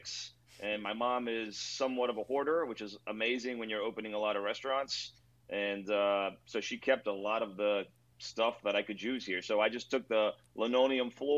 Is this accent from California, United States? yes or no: no; Rockville, Maryland, United States; now in Miami, United States; I'm from like Rockville, Maryland, outside of Washington, D.C., MoCo County